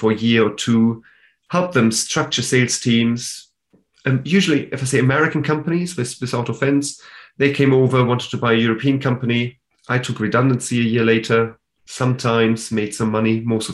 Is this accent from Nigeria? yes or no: no; Germany; now in United Kingdom; I am from Germany. That's why I'm German.